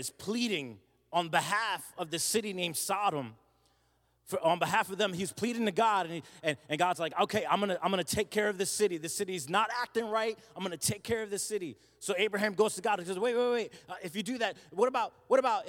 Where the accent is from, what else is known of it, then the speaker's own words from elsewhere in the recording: New Jersey, United States; moved away; I'm from South Jersey